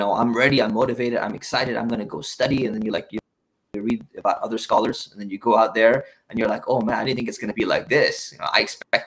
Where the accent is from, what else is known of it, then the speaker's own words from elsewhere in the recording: Orange County, California, United States; I grew up in Orange County. I grew up near Tustin, Irvine